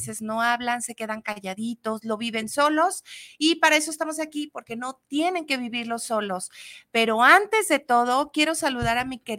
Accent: Mexico; empezar con esta patria y decir, somos mexicanos.

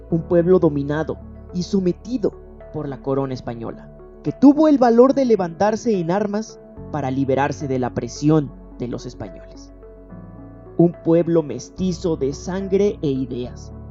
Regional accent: Mexico; Somos mexicanos, orgullosamente mexicanos

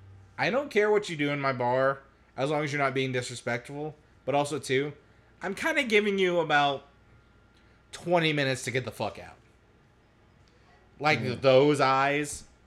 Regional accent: Robbinsville, North Carolina, United States; I'm from Robbinsville, so, you know, our famous moonshiner is Jim Tom. You know, he lived, like, 10 minutes away from me

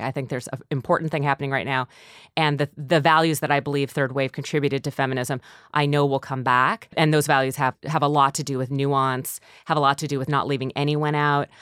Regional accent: North Dakota, United States; moved away; I'm from North Dakota too

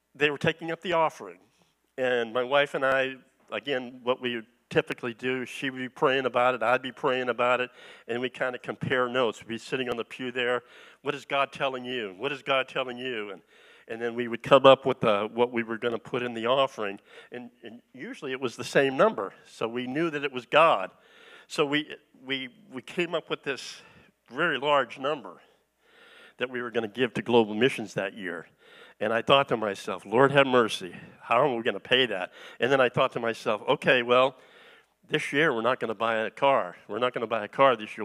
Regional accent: East Coast, United States; moved away as an adult; also born or lived in California; I'm originally from the East Coast

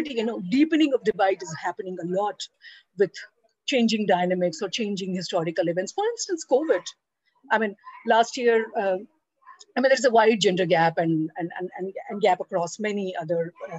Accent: Bihar, India

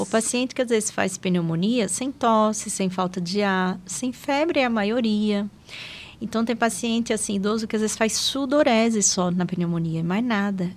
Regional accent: Aracaju, Sergipe, Brazil; moved away as an adult; also born or lived in São Paulo; now in Taubaté, Brazil; eu sou natural de Aracaju, né? Eu sou de Sergipe

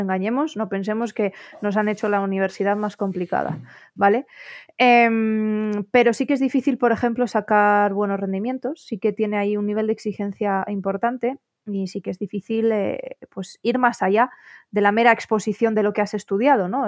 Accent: Asturias, Spain; also born or lived in León / Oviedo / Belgium; yo la estaba estudiando en León, que es donde residía mi familia. Y, bueno, aunque nosotros somos asturianos todos

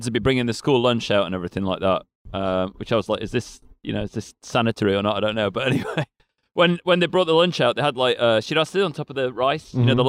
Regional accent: Sheffield, Yorkshire and the Humber, United Kingdom; moved away; I'm from Sheffield

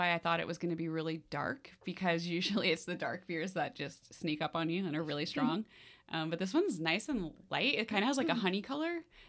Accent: Ireland; I always love being Irish, but especially on St. Patty's Day.

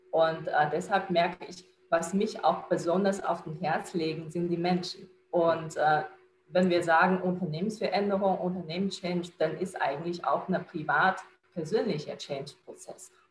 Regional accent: China; now in Germany; Ich bin {S1} Chinesin, äh, in China geboren, aufgewachsen. Vor acht Jahren bin ich nach Deutschland gekommen.

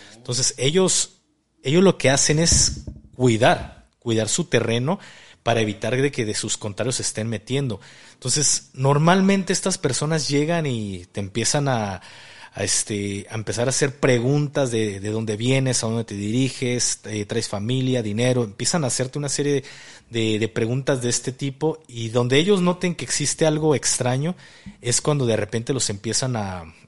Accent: Mexico; como mexicanos

